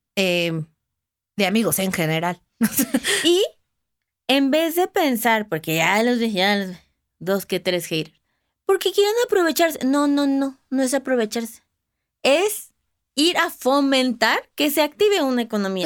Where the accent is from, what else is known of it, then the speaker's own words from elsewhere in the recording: Mexico; hablando como mexicana